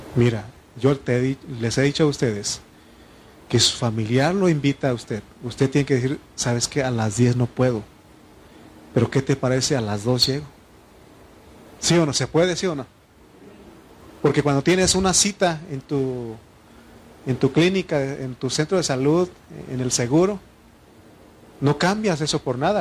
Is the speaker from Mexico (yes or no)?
yes; Mexico; also born or lived in State of Mexico; como buen mexicano